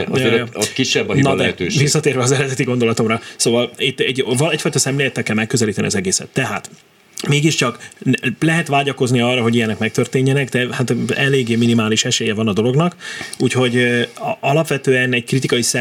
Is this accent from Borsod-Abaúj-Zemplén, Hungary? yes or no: yes; Miskolc, Borsod-Abaúj-Zemplén, Hungary; Miskolcon nőttem fel